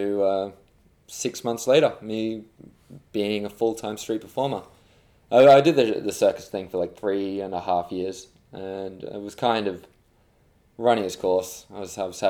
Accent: Australia; moved away as an adult; also born or lived in England; now in London, United Kingdom; I'm English. I was born here, but I moved to Australia when I was two.

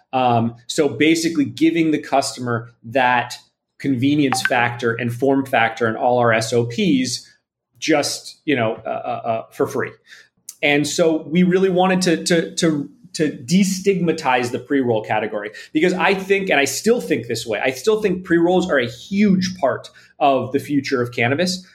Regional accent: Toronto, Ontario, Canada; moved away as an adult; now in Los Angeles, United States; I'm from Canada originally. I'm from Toronto, um, and I moved out to Los Angeles about 14 or 15 years ago.

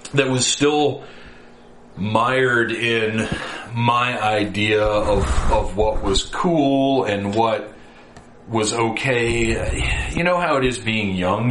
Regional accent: the South, United States; born and raised in the South uh, by Baptist parents

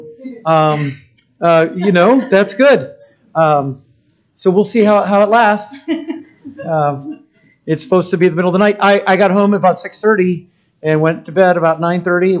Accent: United States; as an American

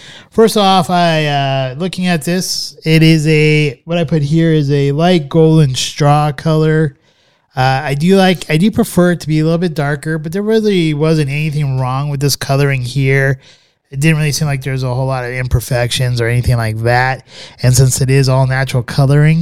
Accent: United States

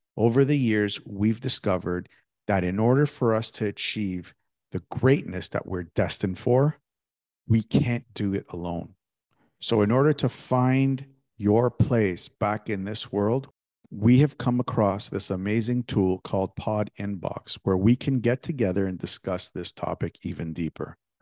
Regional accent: Canada; me growing up in Canada

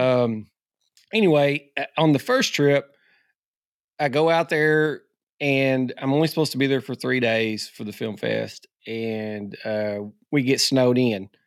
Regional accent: Arkansas, United States; being an Arkansas guy.

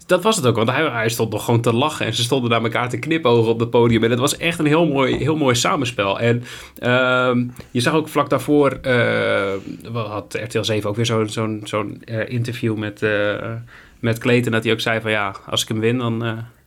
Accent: Netherlands; als Nederlanders

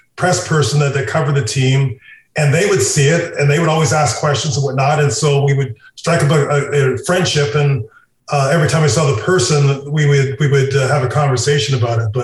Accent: Canada; now in United States; I'm a Canadian, I've lived in the United States for a lot of years, and I lived all over the States

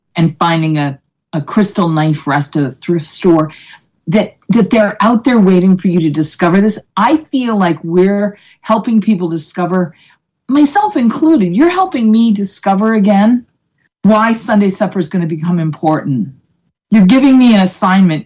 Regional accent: Boston, Massachusetts, United States; I'm from Boston

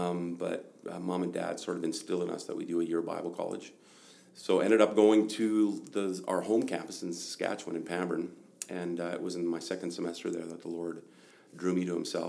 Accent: Germany; also born or lived in Northern Alberta, Canada; I was born in Northern Alberta, 1 year old, and then mom and dad moved to Germany as missionaries.

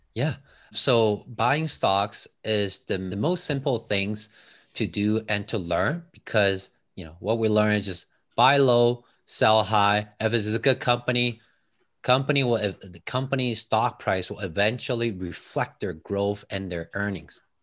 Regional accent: Taiwan; English is a second language; moved away as an adult; now in Toronto, Canada

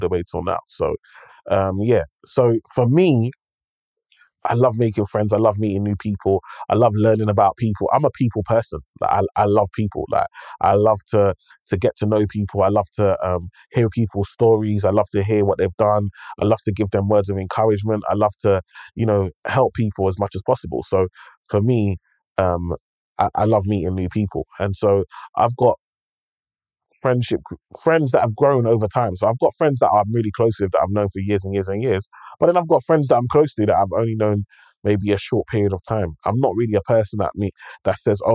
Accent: London, United Kingdom; I grew up in London. I grew up in one space.

